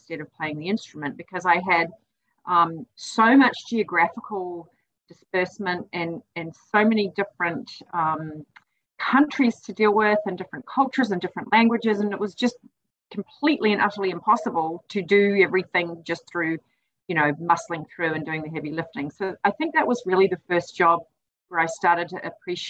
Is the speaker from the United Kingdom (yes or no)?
no; New Zealand; moved away; I'm originally from New Zealand